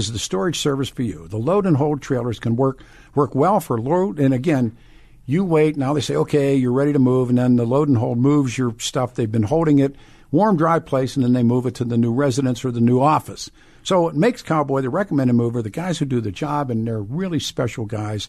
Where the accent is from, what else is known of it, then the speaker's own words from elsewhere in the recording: Western Pennsylvania, United States; moved away; I grew up with in Western PA